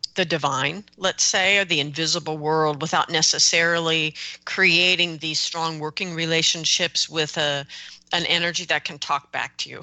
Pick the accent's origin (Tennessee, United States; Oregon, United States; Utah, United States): Oregon, United States; they're oregonians like me